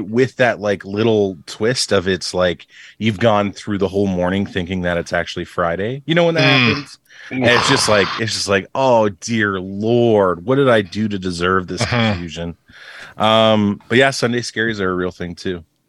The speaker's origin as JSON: {"language": "English", "country": "Canada", "said": "we are also Canadian"}